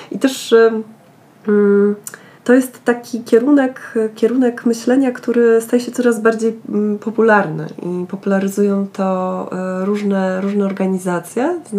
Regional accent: Lower Silesian Voivodeship, Poland; dorastałam i wychowywałam się w Karkonoszach, y, z, y, z, mm, a mój pokój miał mały balkonik y, z widokiem na góry

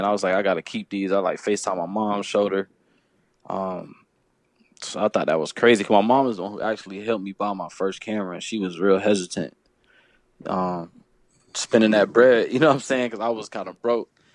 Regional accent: Fayetteville, North Carolina, United States; I'm from Fayetteville, North Carolina

